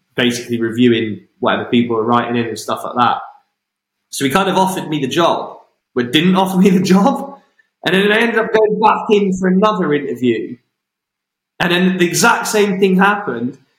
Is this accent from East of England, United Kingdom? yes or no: no; five miles outside Wem, Shropshire, West Midlands, United Kingdom; which is my home, just five miles outside my hometown